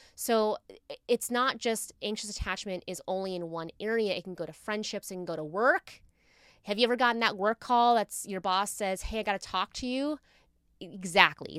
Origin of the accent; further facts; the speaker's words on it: Virginia, United States; I'm from Virginia, so it's, like, people marry their high school sweethearts all the time